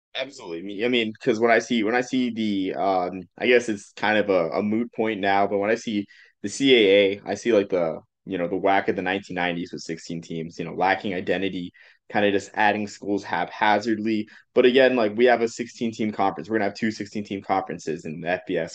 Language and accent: English; Massachusetts, United States; I grew up in Massachusetts